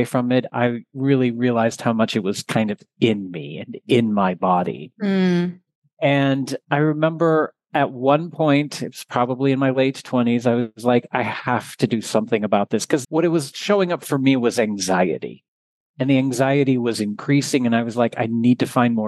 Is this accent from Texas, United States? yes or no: yes; Texas, United States; I am originally from Texas